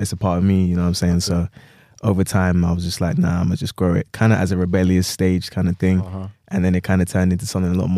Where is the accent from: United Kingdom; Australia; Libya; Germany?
United Kingdom; London; Yeah, but so London.